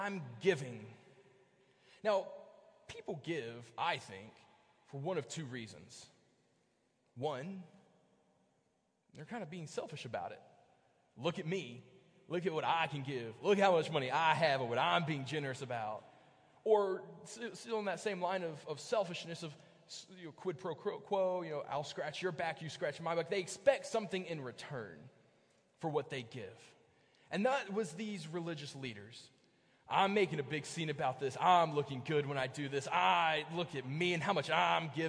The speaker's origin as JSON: {"language": "English", "town": "Bristol", "region": "Virginia", "country": "United States", "tie": "born or raised there", "also_born_or_lived": "Kentucky", "moved": "yes", "lives_now": "Hanover, United States", "said": "I grew up in Bristol, Virginia"}